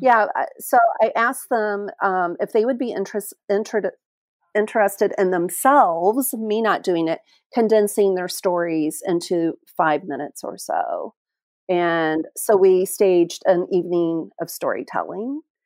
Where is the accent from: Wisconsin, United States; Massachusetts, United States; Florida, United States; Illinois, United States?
Illinois, United States; moved away as an adult; also born or lived in Oklahoma / Springfield, Illinois; now in Whangarei, New Zealand; I was born and my mother's side of the family was in Oklahoma and then we moved to Illinois, which is where my dad originated from